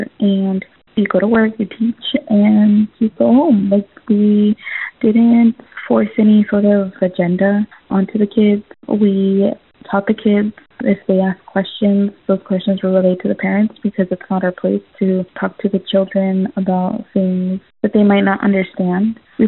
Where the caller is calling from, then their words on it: Bonita, California, United States; I'm calling from Bonita.